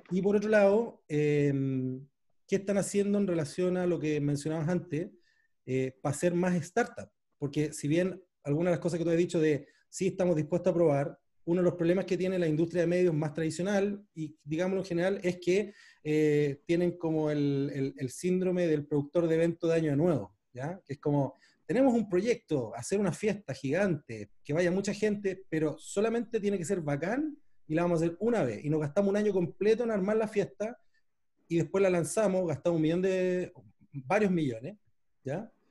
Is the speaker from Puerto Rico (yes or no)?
no; Panama; yo nací en Panamá